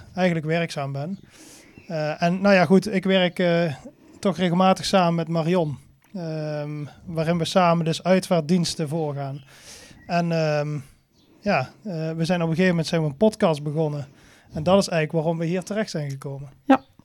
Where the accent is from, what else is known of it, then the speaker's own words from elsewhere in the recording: Venray, Limburg, Netherlands; Ik kom uit Venray. Dat is niet zo heel ver hier vandaan.